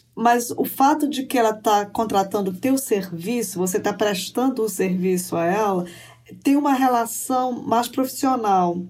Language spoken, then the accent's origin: Portuguese; Belém, Pará, Brazil; moved away as an adult; also born or lived in Brasília; now in United States; Eu nasci em Belém do Pará